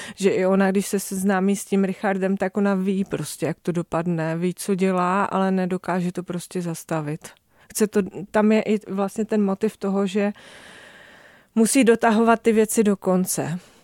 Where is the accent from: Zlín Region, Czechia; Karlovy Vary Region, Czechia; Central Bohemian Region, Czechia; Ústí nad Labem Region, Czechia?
Zlín Region, Czechia; near Zlín; Já jsem vyrůstala poblíž Zlína